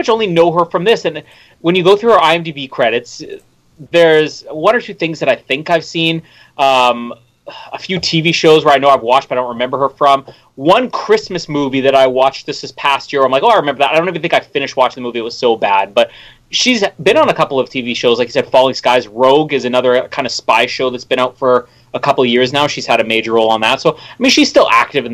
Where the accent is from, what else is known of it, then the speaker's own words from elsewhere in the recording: Winnipeg, Manitoba, Canada; my hometown here in Winnipeg